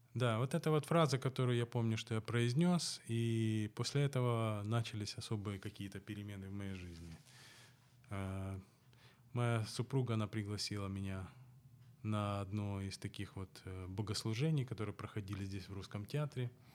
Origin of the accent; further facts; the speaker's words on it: Odesa, Odesa Oblast, Ukraine; Я вырос на Молдаванке, а оставшуюся свою жизнь уже проживаю на Таирова